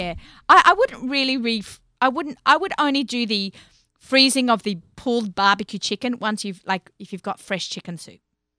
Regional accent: Australia; also born or lived in New York; now in United States; I'll say garage, like with my own accent, but he hates when we Australians say garage.

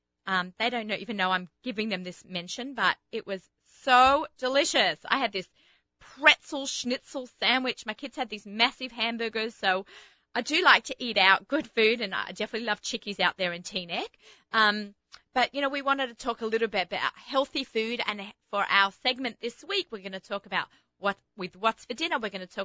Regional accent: Australia; accent: Australian; also born or lived in Israel; You think my accent is mushed up? I think I just sound Australian, but some people say it. Starting to say I sound a little bit American

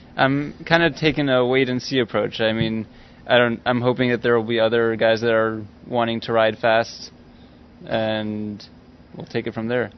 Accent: Los Angeles, California, United States; I'm from LA.

